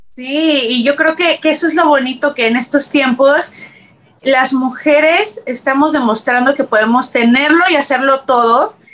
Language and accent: Spanish; Mexico City, Mexico; moved away as an adult; now in Los Angeles, United States; Yo nací, y crecí en la Ciudad de México